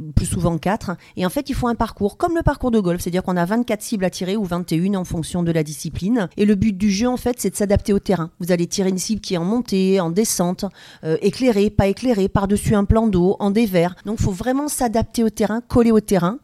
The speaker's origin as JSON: {"language": "French", "town": "Blois", "region": "Centre-Val de Loire", "country": "France", "tie": "born or raised there", "said": "je suis originaire de Blois dans le Loir-et-Cher"}